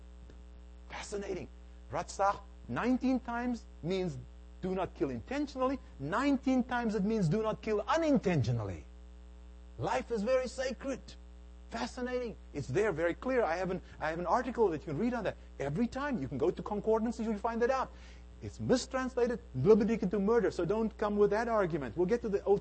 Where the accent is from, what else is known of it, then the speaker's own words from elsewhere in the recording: South Africa; moved away as an adult; now in United States; I was born and raised in South Africa